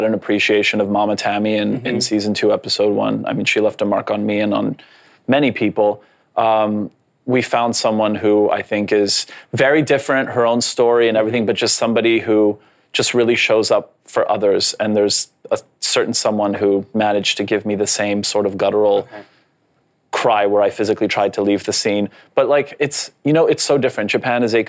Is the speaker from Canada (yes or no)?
yes; Canada; first language Polish; English is a second language; I was born in Canada, but I was raised very Polish, it was my first language